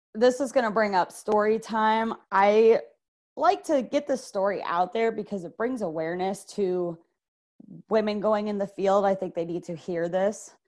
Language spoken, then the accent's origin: English; Clearwater, Florida, United States; I am from Clearwater, Florida